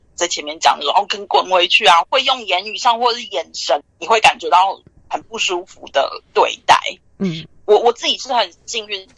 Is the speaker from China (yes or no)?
no; Taiwan; now in New York, United States; 身为台湾人